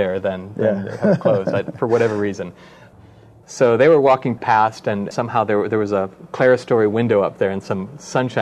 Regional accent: Wisconsin, United States; I'm from Wisconsin, after all

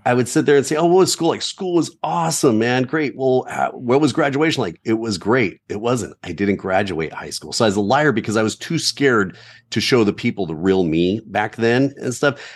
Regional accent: Southern California, United States; growing up in Southern California

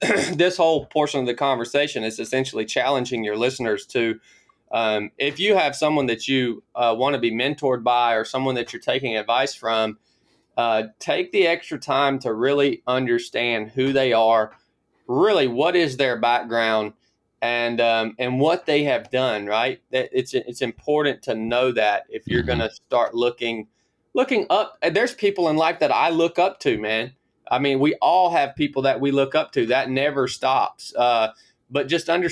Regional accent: Northwest Georgia, United States; moved away as an adult; I was born in Northwest Georgia, kind of in the foothills of the Appalachian Mountains. Grew up just a country kid in the woods

